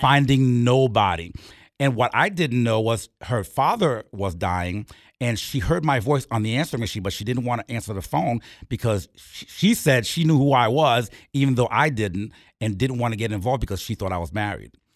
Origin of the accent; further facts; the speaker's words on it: Port-au-Prince, Ouest, Haiti; moved away; I'm from Port Prince, Haiti